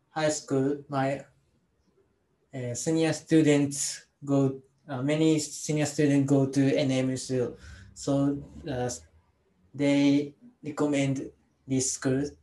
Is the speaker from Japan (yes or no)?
yes; Osaka, Japan; English is a second language; moved away as an adult; now in Kashihara, Japan; I'm from Osaka, but now I live in Kasihara.